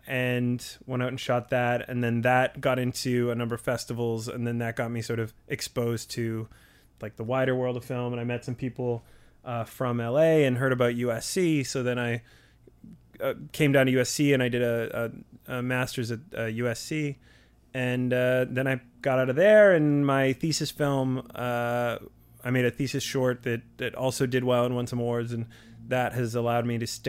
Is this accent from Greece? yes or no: no; Vancouver, British Columbia, Canada; I'm from Vancouver, British Columbia, and I went to undergrad up in Victoria